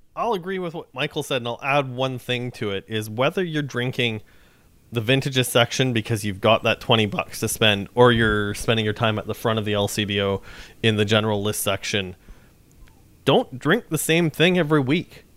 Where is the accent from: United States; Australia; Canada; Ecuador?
Canada; Saskatchewan; now in Toronto, Canada; I'm from Saskatchewan